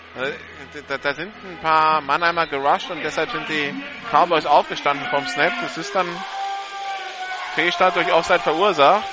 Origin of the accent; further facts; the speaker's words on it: France; als Franzose